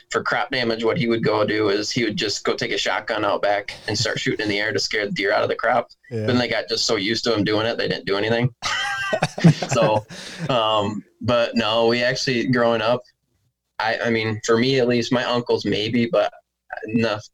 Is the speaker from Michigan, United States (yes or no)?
yes; Ravenna, Michigan, United States; also born or lived in Sterling Heights, Michigan; Been born and raised in Michigan. Was born on the east side of the state in Sterling Heights, and then moved to the west side in a small town called Ravana when I was like 6 months old